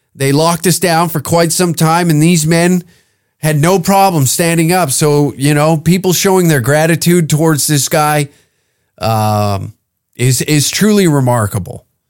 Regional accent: Canada; a Canadian

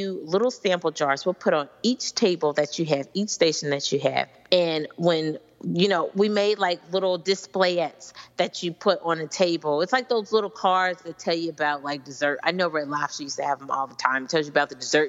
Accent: Kansas City, Missouri, United States; moved away; I'm originally from Kansas City.

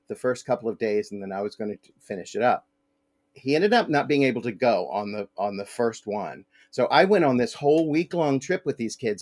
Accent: Lexington, Virginia, United States; I was born in Lexington. I went to elementary school and high school in Lexington

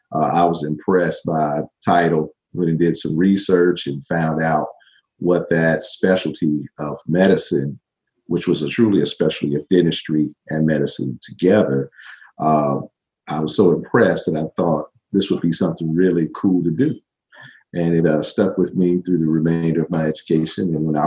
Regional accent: Pine Bluff, Arkansas, United States; my hometown of Pine Bluff, Arkansas. At about 15 years old, I still had braces.

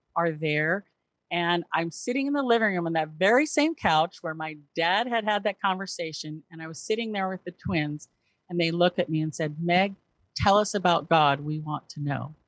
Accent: Southern California, United States; also born or lived in Memphis, Tennessee; now in Seattle, United States; raised in Southern California

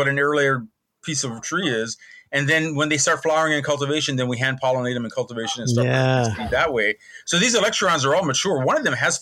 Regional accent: Honolulu, Hawaii, United States; now in Kauai, United States; I was born and raised on Oahu on the slopes of Punch Bowl Crater.

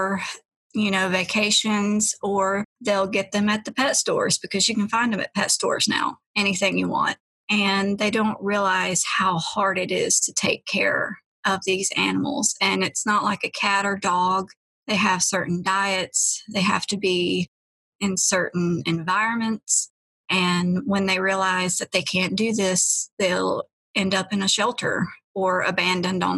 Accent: Asheville, North Carolina, United States; I am from Asheville, North Carolina, and I was born and raised here, been here my whole life

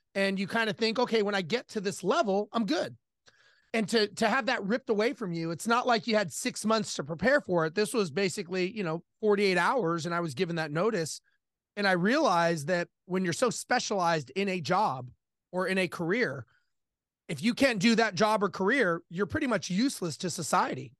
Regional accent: Los Angeles, California, United States; I grew up in Los Angeles, born and raised

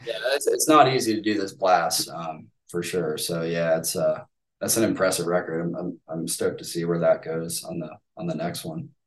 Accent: United States; as an American

